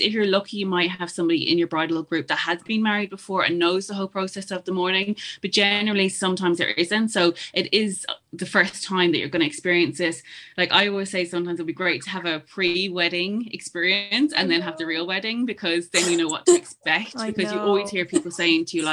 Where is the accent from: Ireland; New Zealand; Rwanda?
Ireland; as Irish people